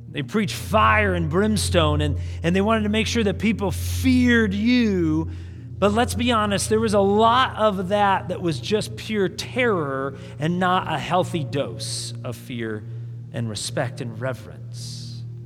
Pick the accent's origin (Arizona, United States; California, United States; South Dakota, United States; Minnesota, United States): South Dakota, United States; I grew up in South Dakota